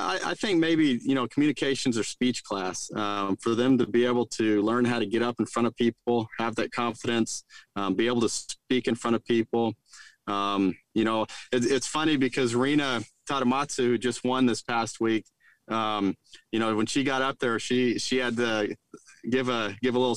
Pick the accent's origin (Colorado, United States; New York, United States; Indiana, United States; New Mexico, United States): New Mexico, United States; Roswell; now in Stillwater, United States; where I grew up in Roswell